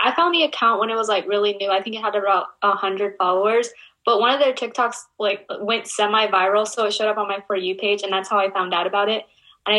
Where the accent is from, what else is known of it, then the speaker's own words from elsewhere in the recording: the South, Texas, United States; growing up in the South, there's not a large Asian community that I can like go back to whenever I feel lost.